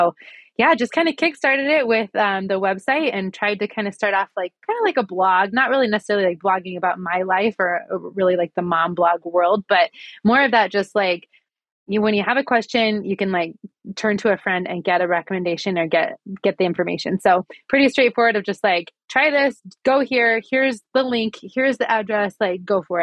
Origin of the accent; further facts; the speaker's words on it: Midwest, United States; moved away as an adult; also born or lived in Pocatello, Idaho; now in Boise, United States; I grew up in the Midwest, and we moved to Pocatello actually in 2019 for a job for my husband.